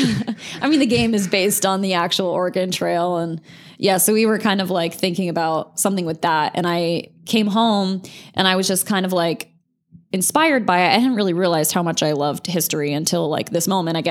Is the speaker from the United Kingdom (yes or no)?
no; Azores, Portugal; born there; also born or lived in Charleston / Connecticut / Sardinia / New Hampshire; My dad was in the Navy. So I was born in the Azores off of Portugal. And then I lived in, Charleston, South Carolina, Connecticut, Sardinia, Italy, and then New Hampshire.